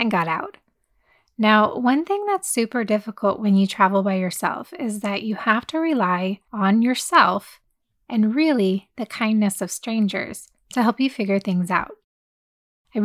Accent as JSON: {"language": "English", "country": "United States"}